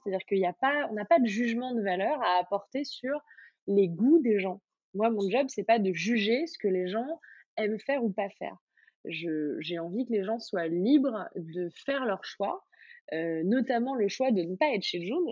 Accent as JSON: {"language": "French", "region": "Auvergne-Rhône-Alpes", "country": "France", "tie": "born or raised there", "said": "j'ai grandi en Auvergne"}